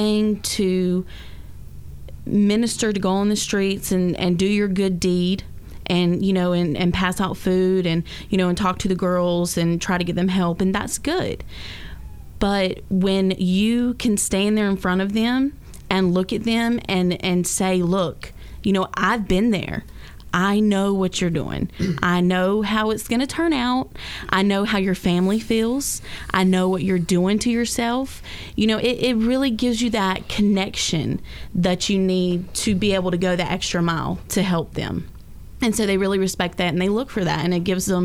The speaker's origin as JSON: {"language": "English", "town": "Jesup", "region": "Georgia", "country": "United States", "also_born_or_lived": "Brunswick, Georgia / Savannah, Georgia", "moved": "as an adult", "lives_now": "Orlando, United States", "said": "I am from Georgia, from Jessup. Originally moved here from Brunswick, Georgia in July"}